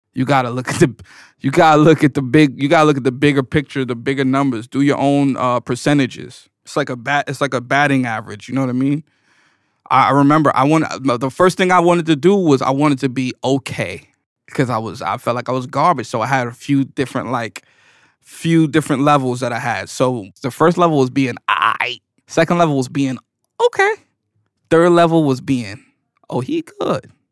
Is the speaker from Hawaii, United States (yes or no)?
no; New York City, New York, United States; I was born in New York City.